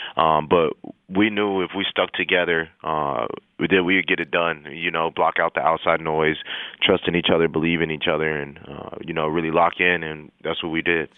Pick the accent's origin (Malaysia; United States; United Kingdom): United States; El Paso, Texas; moved away; I'm from El Paso, Texas